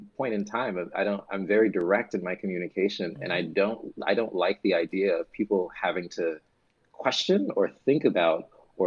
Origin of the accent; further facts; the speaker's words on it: the South, United States; as a Southerner